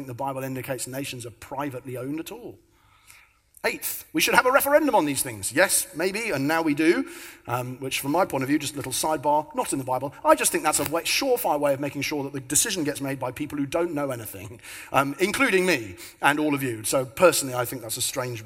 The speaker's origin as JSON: {"language": "English", "region": "London", "country": "United Kingdom", "tie": "born or raised there", "moved": "yes", "said": "But I was born in South London"}